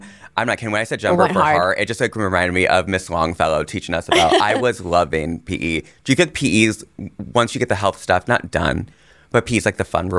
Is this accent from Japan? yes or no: no; India; Like Gore and I grew up in India.